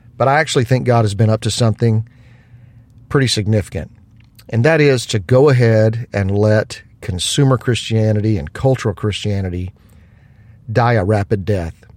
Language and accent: English; United States; as an American